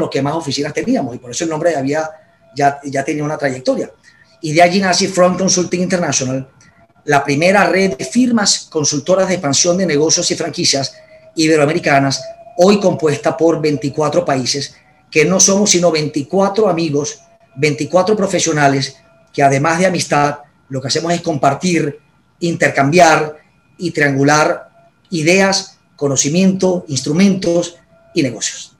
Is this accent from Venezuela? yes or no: yes; Barquisimeto, Lara, Venezuela; moved away as an adult; also born or lived in Caracas, Venezuela; yo soy de, de Barquisimeto y Carora, Estado Lara y me vine a Caracas a estudiar mi carrera